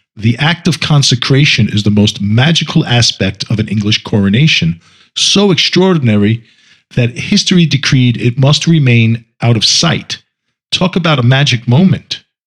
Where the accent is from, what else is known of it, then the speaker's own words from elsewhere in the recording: United States; I'm American also